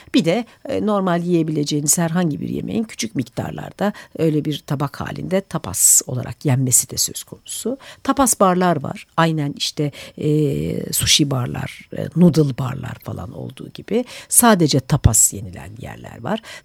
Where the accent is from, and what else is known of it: Turkey